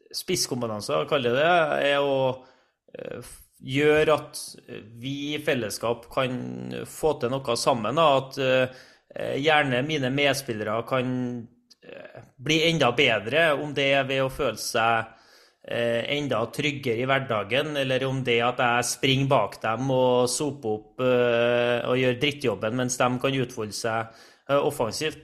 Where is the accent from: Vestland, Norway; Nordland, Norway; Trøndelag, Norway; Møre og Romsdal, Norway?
Trøndelag, Norway; Trondheim; accent: Trøndersk; moved away; jeg er jo trønder. Jeg rikker ikke på dialekta mi uansett hvor mange år jeg kommer til å bo bort fra, fra Trondheim, så blir den eh, stående. Og jeg er oppvokst eh, på et uh, ja, I Strindheim-området